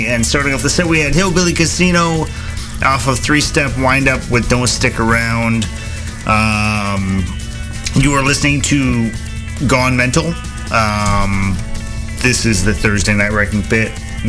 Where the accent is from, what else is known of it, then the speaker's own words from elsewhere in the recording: Twin Cities area, Minnesota, United States; I'm from the Twin Cities area. Specifically today, I'm broadcasting live from Lake Jarvis Beach in Little Canada.